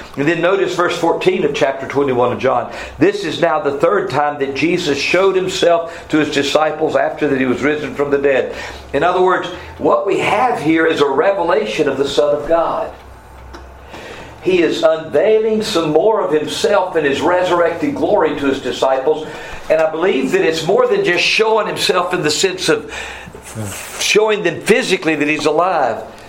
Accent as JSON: {"language": "English", "region": "North Carolina", "country": "United States", "said": "I was from North Carolina"}